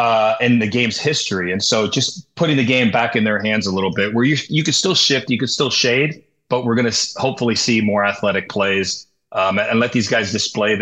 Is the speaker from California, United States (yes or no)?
yes; San Diego, California, United States; You see growing up in San Diego, you know, when I was coming up, we had in our conference, we had three guys that threw 90.